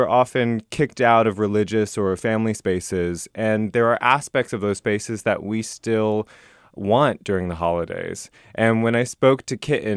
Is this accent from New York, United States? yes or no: no; Idaho, United States; now in Seattle, United States; I'm from Idaho originally. I lived there growing up as a queer kid